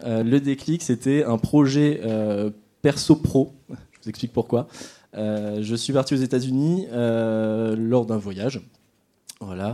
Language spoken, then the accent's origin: French; Nord, Hauts-de-France, France; toujours au Nord, vous aurez compris, je suis nordiste